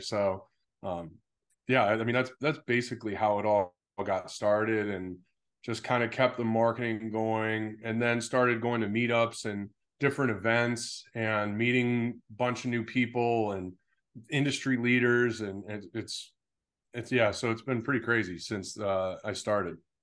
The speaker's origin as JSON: {"language": "English", "town": "Pittsfield", "region": "Massachusetts", "country": "United States", "tie": "born or raised there", "also_born_or_lived": "San Diego", "moved": "yes", "lives_now": "Scottsdale, United States", "said": "I was in Pittsfield"}